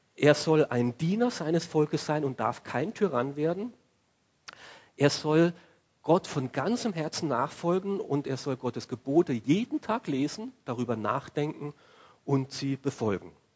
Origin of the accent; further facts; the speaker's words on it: Austria; unser Leben in Österreich